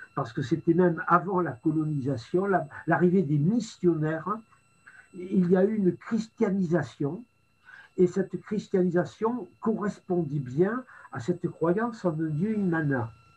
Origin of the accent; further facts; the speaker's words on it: France; j'ai été accueilli en tant que Français